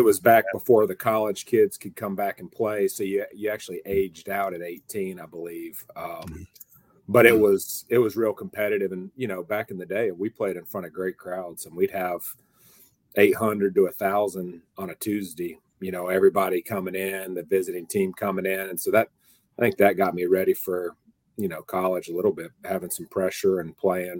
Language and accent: English; Hudson, North Carolina, United States; also born or lived in Kernersville; So I grew up in Hudson, North Carolina, South Caldwell High School, Caldwell County. Parents split up. I lived in Kernersville, which is also a really good baseball area.